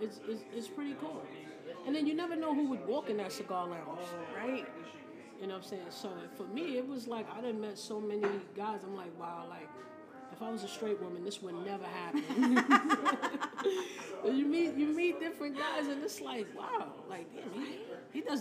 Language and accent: English; New York City, New York, United States; moved away as an adult; now in New Jersey, United States; me growing up in Brooklyn